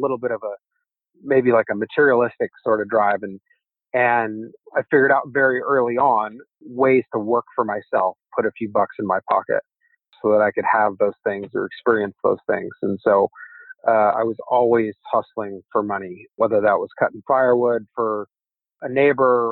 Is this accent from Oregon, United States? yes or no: yes; Umatilla Indian Reservation, Eastern Oregon, United States; now in San Francisco, United States; I grew up in Eastern Oregon on the Umatilla Indian Reservation